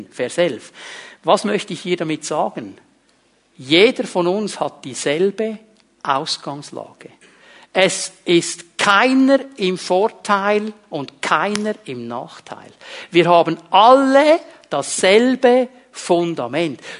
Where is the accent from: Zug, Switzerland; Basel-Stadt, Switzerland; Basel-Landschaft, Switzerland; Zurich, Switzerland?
Zurich, Switzerland; Und ich bin in diesem kleinen Bauerndorf aufgewachsen im Kanton Zürich und zu der damaligen Zeit, da gab es nicht viele Italiener oder Halbitaliener